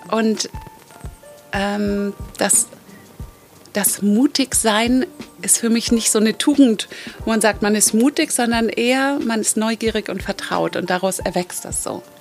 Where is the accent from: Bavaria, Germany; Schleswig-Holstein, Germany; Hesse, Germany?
Schleswig-Holstein, Germany; Kiel; now in Mallorca, Spain; Und Kiel ist ja meine Heimat und eigentlich bin ich auf Mallorca seit zehn Jahren.